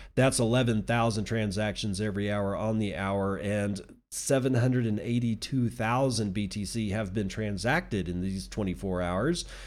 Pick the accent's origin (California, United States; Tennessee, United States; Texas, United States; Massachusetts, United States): Texas, United States; I'm a Texan, and believe me, I was born here, I was raised here, I lived here